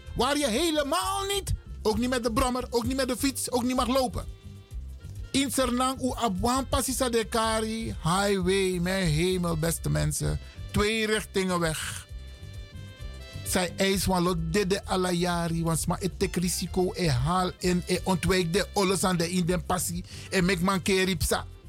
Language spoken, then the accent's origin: Dutch; Netherlands; Wij zijn Nederlanders. We zijn geen Hollanders.